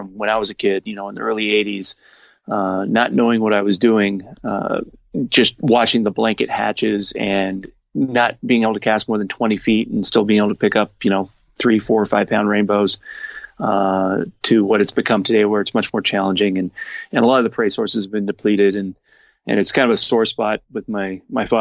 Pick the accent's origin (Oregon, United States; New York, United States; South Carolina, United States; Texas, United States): Oregon, United States; Portland; we grew up in Portland, Oregon